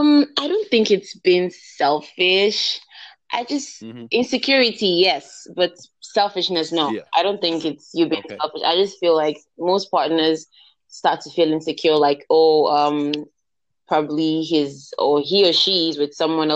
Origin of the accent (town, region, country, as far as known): Nigeria